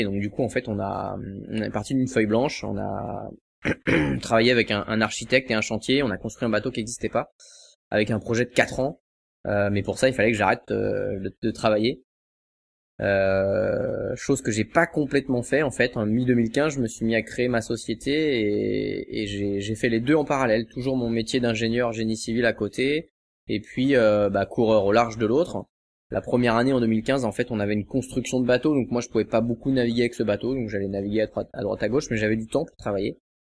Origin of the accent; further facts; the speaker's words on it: Cancale, Brittany, France; je suis de, je suis de Cancale en fait, à côté de Saint-Malo